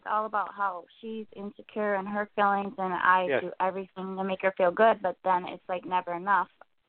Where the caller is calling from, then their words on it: Illinois, United States; I'm calling from Illinois.